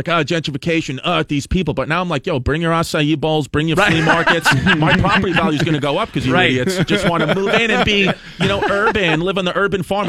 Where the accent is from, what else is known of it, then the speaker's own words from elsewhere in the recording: New York City, New York, United States; the neighborhood I grew up in Brooklyn, it's a neighborhood called Bushwick